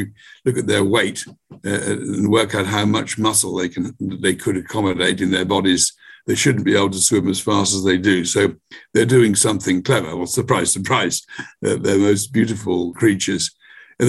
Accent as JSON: {"language": "English", "town": "Bristol", "region": "South West England", "country": "United Kingdom", "tie": "born or raised there", "said": "here in my hometown in Bristol"}